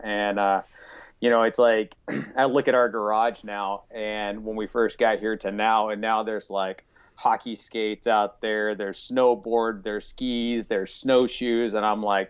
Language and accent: English; Mountain Home, Arkansas, United States; moved away as an adult; also born or lived in Atlanta, Georgia; now in Howell, United States; I'm originally from Arkansas. So I'm born and raised in the Ozark Mountains of Arkansas. So mountain home is where I'm originally from. And then I lived, oh gosh, up until my early 30s. I lived in Northwest Arkansas, for about 10 years.